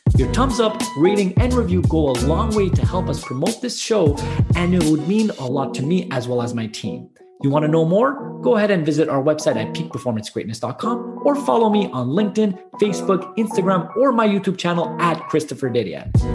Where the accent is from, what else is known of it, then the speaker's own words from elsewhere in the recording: Canada; I'm from Canada